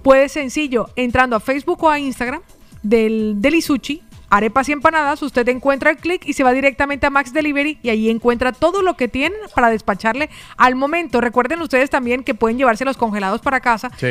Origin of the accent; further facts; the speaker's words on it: Colombia; moved away; Yo soy colombiana